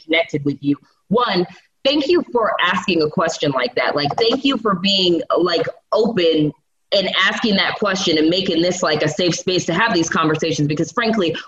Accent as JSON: {"language": "English", "town": "New York City", "region": "New York", "country": "United States", "moved": "yes", "said": "I am from New York, so I lived in New York City for a very long time"}